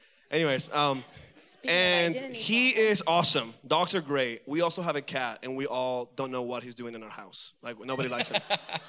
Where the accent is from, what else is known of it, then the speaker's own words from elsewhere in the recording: Venezuela; moved away; I am from Venezuela, and I'm married.